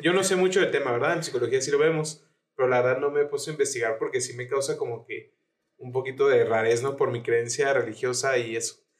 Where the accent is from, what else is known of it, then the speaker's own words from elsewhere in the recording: Mexico; siendo mexicano